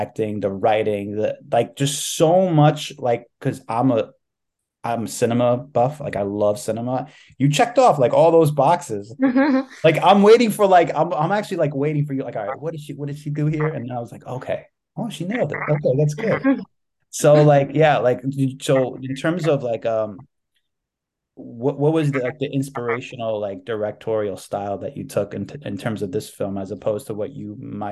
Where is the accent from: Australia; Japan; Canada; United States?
United States; New York City, New York; I was born raised in New York City